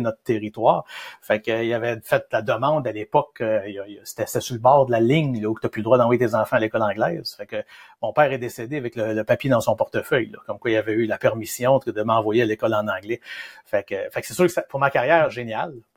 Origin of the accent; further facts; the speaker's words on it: Shawinigan, Quebec, Canada; on vient de Shawinigan